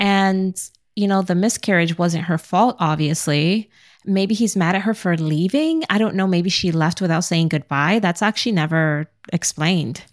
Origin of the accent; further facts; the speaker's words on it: New York City, New York, United States; I grew up in Brooklyn